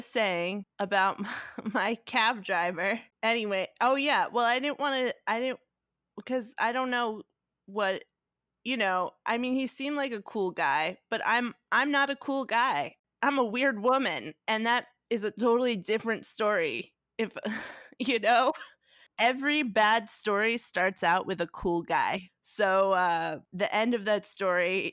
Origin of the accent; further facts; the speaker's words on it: New York, United States; I'm from New York